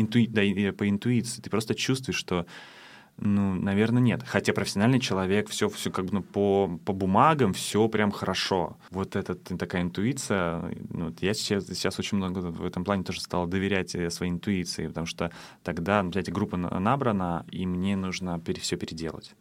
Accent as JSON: {"language": "Russian", "region": "Saint Petersburg", "country": "Russia", "moved": "yes", "lives_now": "Tallinn, Estonia", "said": "я сам из Питера"}